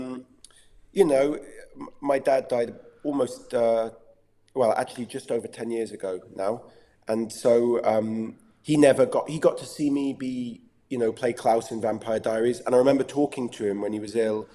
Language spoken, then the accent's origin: English; England, United Kingdom; accent: English; keeping an English accent